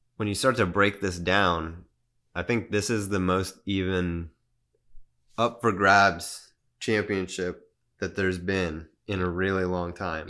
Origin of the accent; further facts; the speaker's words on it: San Antonio, Texas, United States; growing up in Spurs City